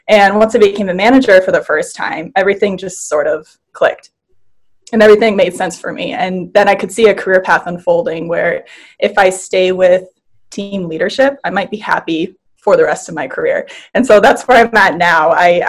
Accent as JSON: {"language": "English", "region": "Wisconsin", "country": "United States", "moved": "as an adult", "lives_now": "Los Angeles, United States", "said": "So when I was 19, I moved from Wisconsin to LA. And I did it by myself without knowing anybody."}